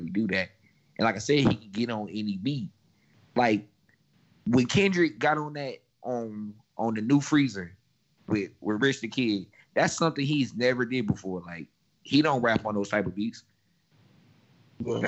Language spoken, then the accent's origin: English; North Carolina, United States; I'm from North Carolina